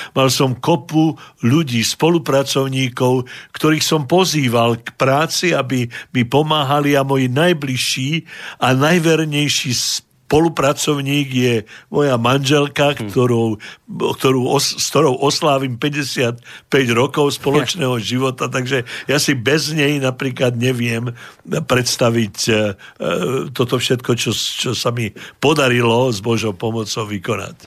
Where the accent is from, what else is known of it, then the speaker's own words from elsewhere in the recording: Modra, Bratislava Region, Slovakia; moved away as an adult; now in Canada; v mojom rodisku, v modre